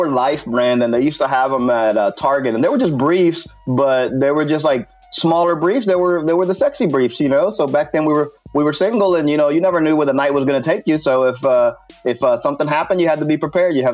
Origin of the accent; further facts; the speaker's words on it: Puerto Rico; English is a second language; moved away; I mean, I had to learn English when I moved here from Puerto Rico, so it's not even my native language, and I still speak both languages better than you.